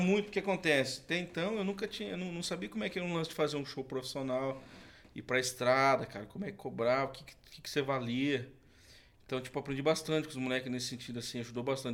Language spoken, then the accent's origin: Portuguese; Canoinhas, Santa Catarina, Brazil; also born or lived in Curitiba; Na verdade, eu nasci em Curitiba, mas fui criado em Santa Catarina. Hum. Na cidade ali que é até perto, no, no norte de Santa Catarina